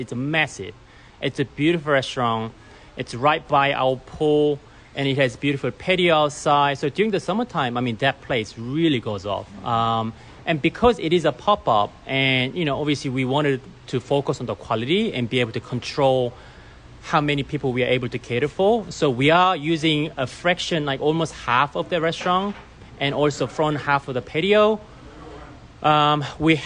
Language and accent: English; Australia; moved away as an adult; also born or lived in Korea / Japan / Singapore / Hong Kong; now in United States; I was born in Korea and I grew up in Australia